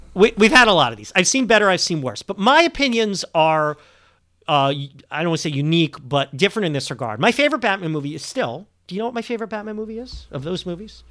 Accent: Montreal, Quebec, Canada; now in United States; I'm a sleeper agent from, from Montreal.

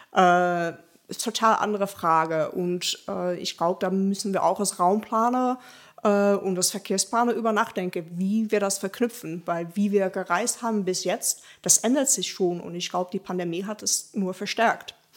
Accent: Rotterdam, South Holland, Netherlands; German is a second language; moved away as an adult; now in Dortmund, Germany; Also ich komme ursprünglich aus den Niederlanden, äh, aus Rotterdam spezifisch. Und ich bin jetzt seit anderthalb Jahren hier in Dortmund

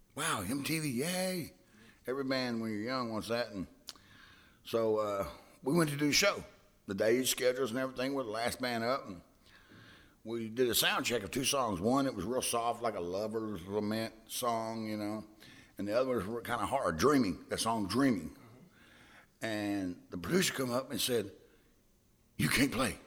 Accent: Hillsboro, Texas, United States; I'm from Hillsboro, Texas, right down the street

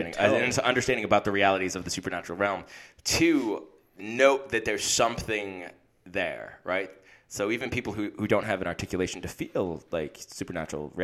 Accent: United States; now in England; I'm American and live here in England

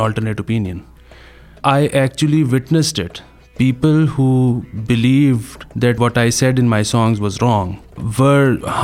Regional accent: Lahore, Punjab, Pakistan; from Lahore, Pakistan

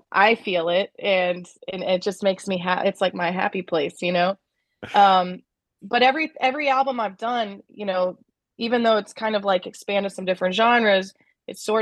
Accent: Kansas City, Missouri, United States; I grew up in Kansas City

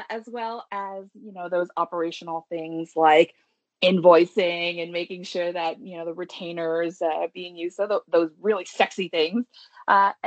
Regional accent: Toronto, Ontario, Canada; also born or lived in Richmond Hill; I was born in Toronto. I haven't gone very far. I'm still here

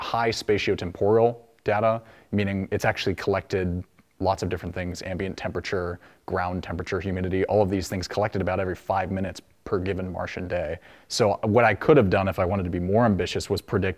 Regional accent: Spring Hill, Tennessee, United States; also born or lived in Portsmouth, New Hampshire / San Diego, California; I was born in Portsmouth, New Hampshire, but I lived actually 8 years in San Diego, California, but now I've been in Spring Hill, Tennessee for about 14 years

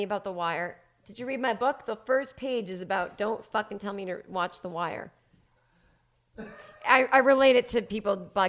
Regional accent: Boston, Massachusetts, United States; I grew up in Boston

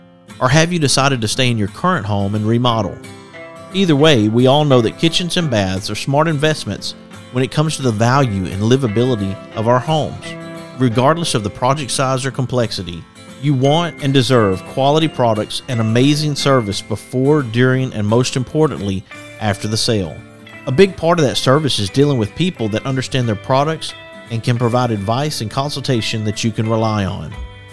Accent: Center Point, Alabama, United States; As I mentioned, I grew up in the Birmingham area, Center Point as well. My granddad preached, and so we were in Center Point, and then we were in Hueytown.

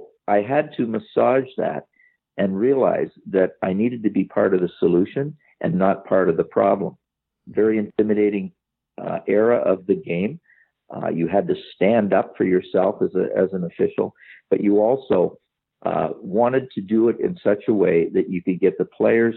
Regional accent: Sarnia, Ontario, Canada; Sarnia, Ontario, my hometown

